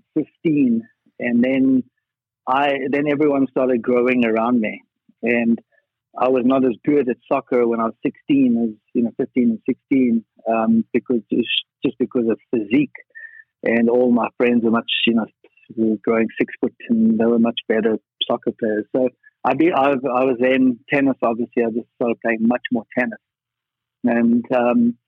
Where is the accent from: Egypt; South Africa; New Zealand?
South Africa; Johannesburg, Gauteng; moved away as an adult; I'm from Johannesburg. I was born there, played tennis there